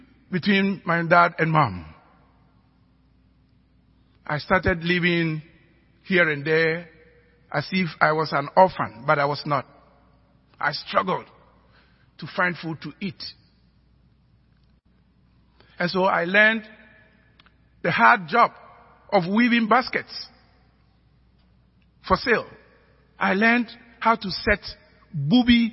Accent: Ghana; accent: African

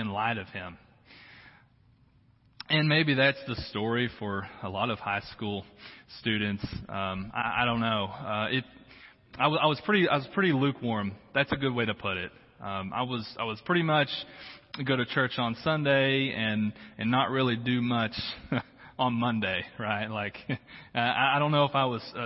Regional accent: Harrison, Arkansas, United States; moved away; Harrison, Arkansas. That's where I grew up.

